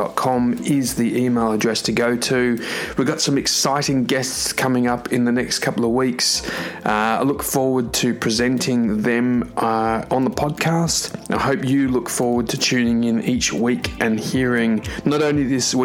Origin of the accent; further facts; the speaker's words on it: Melbourne, Victoria, Australia; my hometown in Melbourne in Australia